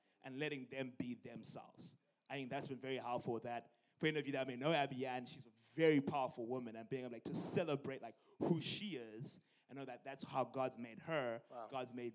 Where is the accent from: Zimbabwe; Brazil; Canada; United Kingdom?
Zimbabwe; moved away as an adult; also born or lived in University of Illinois, United States; now in Illinois, United States; I'm originally from Zimbabwe, and I came here for college in 2013 at the age of 19.